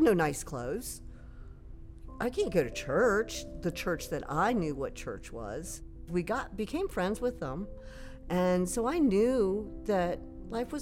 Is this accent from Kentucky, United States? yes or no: no; Fairfax, Virginia, United States; I grew up in Fairfax City. We lived there forever.